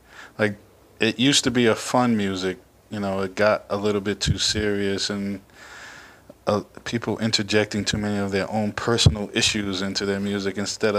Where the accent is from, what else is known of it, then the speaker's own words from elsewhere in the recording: New York City, New York, United States; I hail from the Bronx, New York.